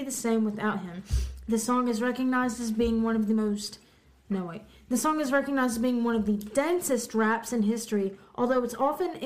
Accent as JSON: {"language": "English", "region": "the South", "country": "United States", "tie": "born or raised there", "said": "We're born from the South"}